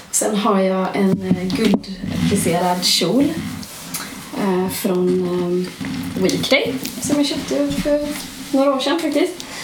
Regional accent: Gothenburg, Västra Götaland, Sweden; vi som göteborgare också, att vi är mycket mer välkomnande för eh, olikheter här.

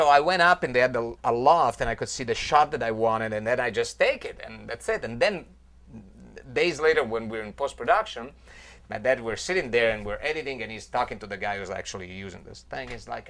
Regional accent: Van Nuys, California, United States; Okay. Yeah, exactly. It's fake. Yeah. I'm from Van Nuys.

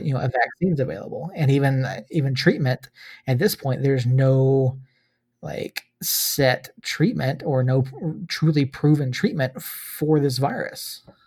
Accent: Georgia, United States; moved away; I love my home state

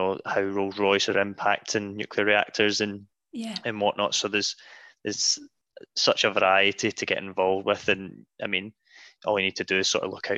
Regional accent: just outside of Glasgow, Scotland, United Kingdom; moved away as an adult; also born or lived in Edinburgh; now in West Cumbria, United Kingdom; I was brought up just outside of Glasgow, lived in Edinburgh for 5 years, so I was very much a city boy.

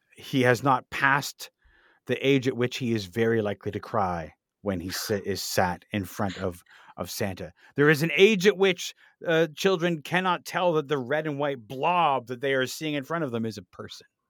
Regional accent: Canada; we're Canadian, so we celebrate Boxing Day

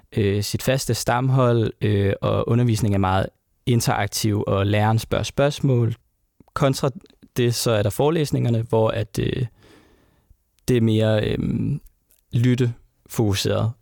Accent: Sønderborg, Southern Denmark, Denmark; i Sønderborg, hvor jeg kommer fra

